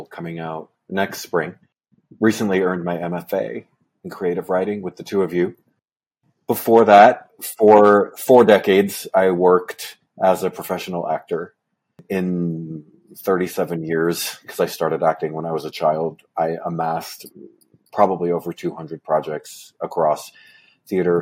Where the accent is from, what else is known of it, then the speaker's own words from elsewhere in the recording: Port Jefferson, New York, United States; I grew up in Port Jefferson, Long Island, New York